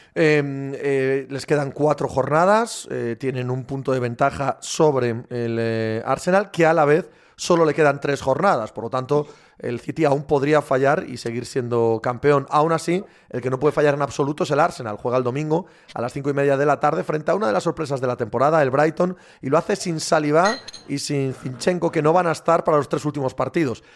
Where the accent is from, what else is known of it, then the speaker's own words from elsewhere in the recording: Cangas de Narcea, Asturias, Spain; mi pueblo, en Cangas de Narcea